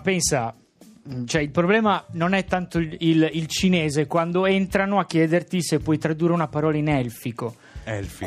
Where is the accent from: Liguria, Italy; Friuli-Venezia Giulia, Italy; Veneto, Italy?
Liguria, Italy; Sanremo; sono di Sanremo